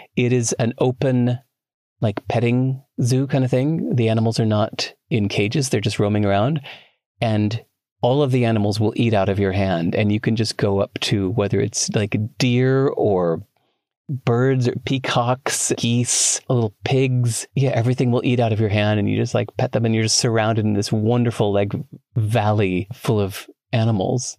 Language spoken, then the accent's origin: English; Chicago, Illinois, United States; moved away; I grew up in Chicago